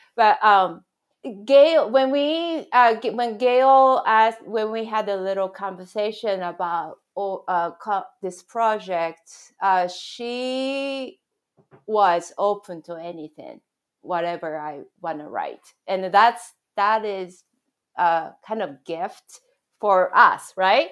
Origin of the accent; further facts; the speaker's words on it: Japan; moved away; my background growing up in Japan